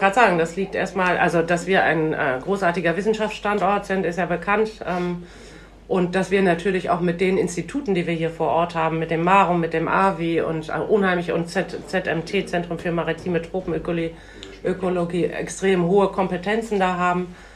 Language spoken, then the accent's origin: German; Bremen, Germany; ich bin ja in, der, in Schwahausen schon groß geworden